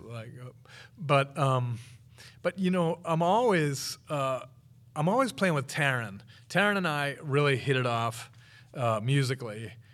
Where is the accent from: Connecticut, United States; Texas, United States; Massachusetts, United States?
Massachusetts, United States; Wakefield; moved away as an adult; also born or lived in Rhode Island / Somerville, Massachusetts / Boston; now in Chula Vista, United States; I was born in Rhode Island, actually, but I mean, I, I lived, I grew up in Wakefield, Mass